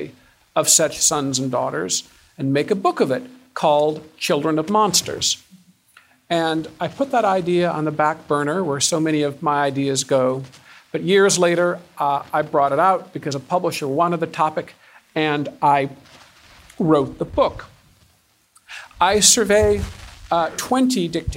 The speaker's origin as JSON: {"language": "English", "town": "Ann Arbor", "region": "Michigan", "country": "United States", "tie": "born or raised there", "moved": "yes", "said": "I'm a Michigander. I'm from Ann Arbor."}